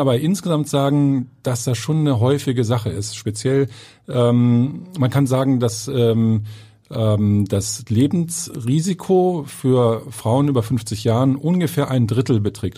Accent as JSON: {"language": "German", "town": "Kiel", "region": "Schleswig-Holstein", "country": "Germany", "tie": "born or raised there", "also_born_or_lived": "southern Germany", "moved": "as an adult", "lives_now": "Hamburg, Germany", "said": "ich bin gebürtiger Kieler"}